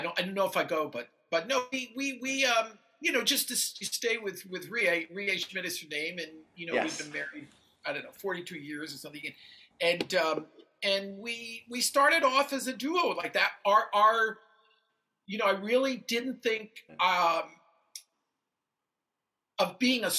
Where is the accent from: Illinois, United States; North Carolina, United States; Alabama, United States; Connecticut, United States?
Connecticut, United States; Danbury; now in New York City, United States; I'm from Danbury, Connecticut